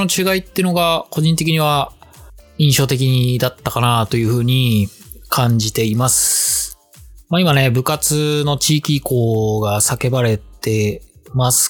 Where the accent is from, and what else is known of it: Japan; born or raised there; now in Germany